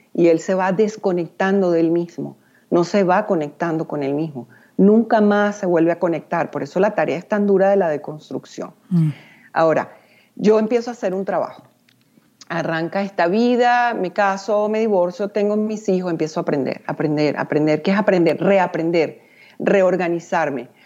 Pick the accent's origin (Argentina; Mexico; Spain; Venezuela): Venezuela; soy venezolana